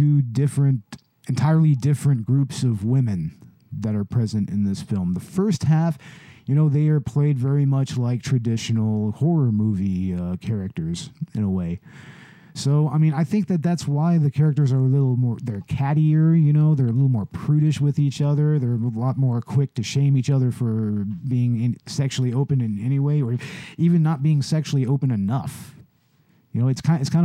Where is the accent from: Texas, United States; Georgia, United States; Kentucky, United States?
Texas, United States; I'm a Texan who doesn't drink Big Red.